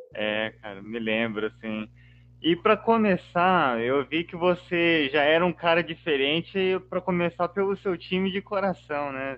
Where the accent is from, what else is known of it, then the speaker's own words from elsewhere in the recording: São Paulo, Brazil; eu como paulista